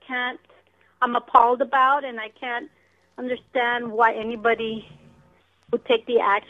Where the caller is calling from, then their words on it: Rancho Cucamonga, California, United States; I'm calling from Rancho Cucamonga.